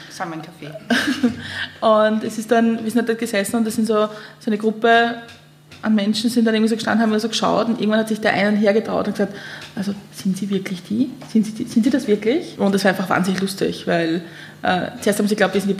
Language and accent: German; Lower Austria, Austria; now in Vienna, Austria; wir sind von Niederösterreich nach, nach Wien gezogen und was für mich das Tollste war, dass man nicht irgendwie abhängig davon ist, dass man irgendwo abgeholt wird oder dass der Bus nur alle drei Stunden fährt